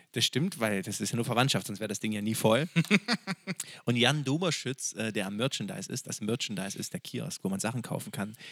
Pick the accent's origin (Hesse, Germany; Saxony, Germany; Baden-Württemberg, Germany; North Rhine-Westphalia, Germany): Saxony, Germany; Freiberg; wir kommen aus Freiberg. Und Freiberg ist unsere Stadt des Herzens. Wir sind da zur Schule gegangen.